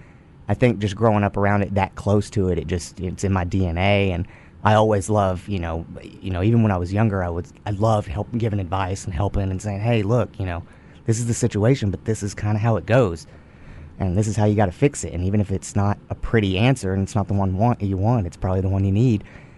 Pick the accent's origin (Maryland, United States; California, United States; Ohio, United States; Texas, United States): Texas, United States; Goldthwaite; It's just, it's a small town in Texas.